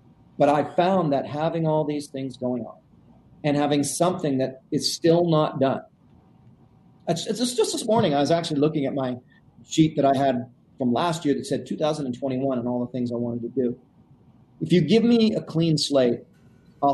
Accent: Canada; I'm Canadian

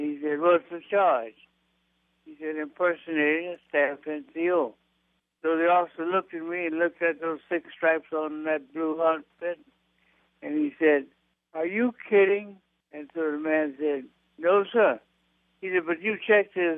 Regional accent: the South, United States; I was born and raised in the South

